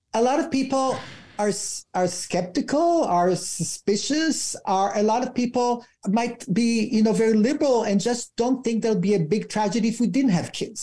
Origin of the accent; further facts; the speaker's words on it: Israel; moved away as an adult; I'm from Israel, my husband's Canadian